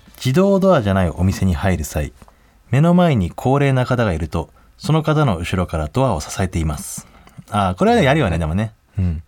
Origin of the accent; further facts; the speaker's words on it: Hakodate, Hokkaido, Japan; moved away; 函館なんかでも田舎の出身だけど。